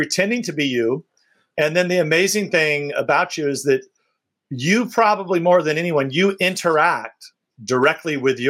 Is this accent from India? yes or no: no; Tulare, California, United States; my hometown, Tulare, California